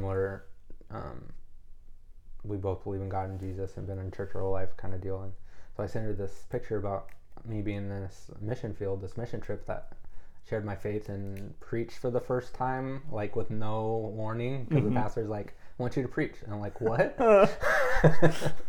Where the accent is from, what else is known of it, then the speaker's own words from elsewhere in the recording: Inland Empire, Southern California, United States; moved away as an adult; now in Minnesota, United States; I'm from Southern California. I grew up in an area called the Inland Empire